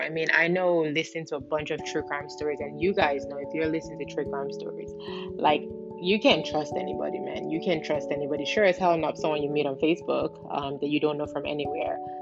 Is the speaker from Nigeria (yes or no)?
yes; Nigeria; in my home country, um, Nigeria, which is in West Africa